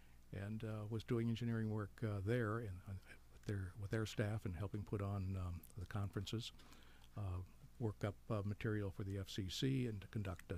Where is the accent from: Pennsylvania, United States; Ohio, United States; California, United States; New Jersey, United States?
Ohio, United States; Columbus; moved away as an adult; also born or lived in Washington, D.C. / Athens, Ohio; now in The Villages, Florida, United States; I grew up in Columbus, Ohio.